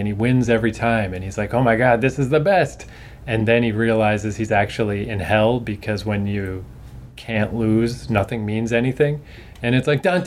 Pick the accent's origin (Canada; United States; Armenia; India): Canada; I'm a Canadian